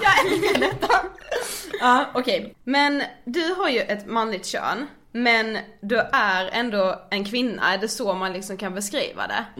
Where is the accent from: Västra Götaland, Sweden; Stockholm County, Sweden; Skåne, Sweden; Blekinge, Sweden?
Blekinge, Sweden; Karlshamn; moved away; vi har varit hemma i Karlshamn i helgen